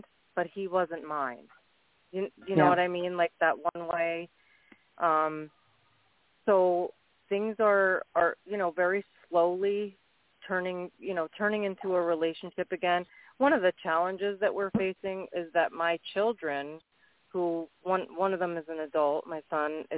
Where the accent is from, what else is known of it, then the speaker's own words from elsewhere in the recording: Orange County, New York, United States; from Orange County, New York